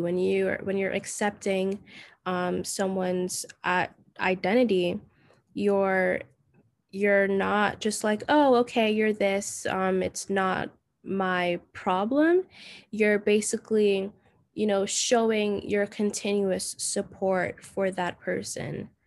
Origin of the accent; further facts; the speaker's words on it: Jamaica; now in United States; I was raised in Jamaica for most of my childhood